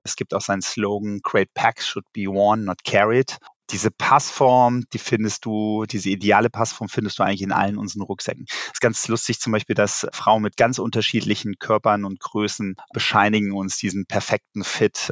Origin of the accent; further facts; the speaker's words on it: Rhineland, Germany; als gebürtiger Rheinländer drücke ich natürlich dem ersten FC Köln die Daumen